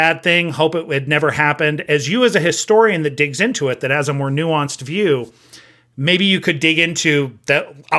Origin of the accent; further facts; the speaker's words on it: United States; I grew up with in America